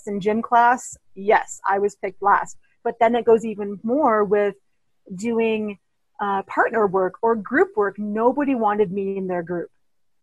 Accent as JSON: {"language": "English", "town": "Toronto", "region": "Ontario", "country": "Canada", "tie": "born or raised there", "also_born_or_lived": "Thunder Bay, Ontario", "said": "I grew up in Toronto, Ontario"}